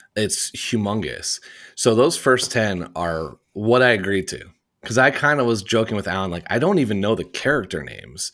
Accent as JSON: {"language": "English", "region": "Indiana", "country": "United States", "tie": "born or raised there", "said": "I grew up in Indiana in the United States, in the Midwest"}